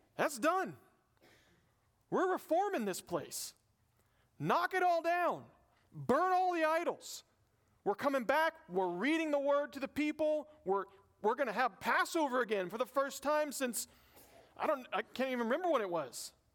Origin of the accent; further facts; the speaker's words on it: the South, United States; I'm from the South